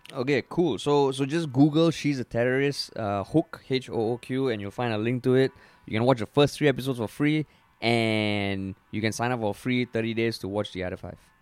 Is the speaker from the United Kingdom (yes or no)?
no; Singapore; we're Singaporean